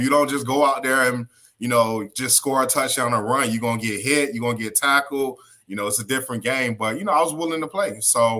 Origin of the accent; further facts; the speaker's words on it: Opa-locka, Florida, United States; I was born and raised in Opa-locka, Florida, you know, here in Miami, Florida.